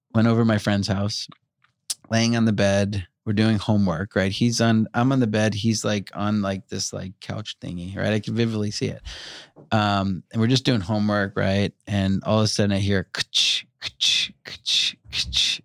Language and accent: English; Long Island, New York, United States; I grew up in Long Island